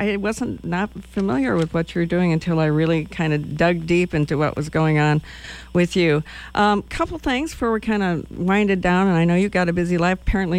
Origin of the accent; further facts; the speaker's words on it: Wisconsin, United States; now in Lincoln, Nebraska, United States; I'm from Wisconsin. Not that that's like a metropolitan area